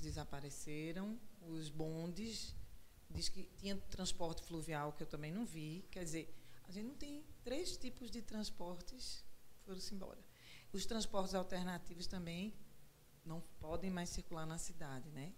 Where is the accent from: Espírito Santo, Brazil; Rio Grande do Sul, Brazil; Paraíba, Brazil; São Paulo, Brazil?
Paraíba, Brazil; João Pessoa; now in Recife, Brazil; Eu não sou daqui, sou de João Pessoa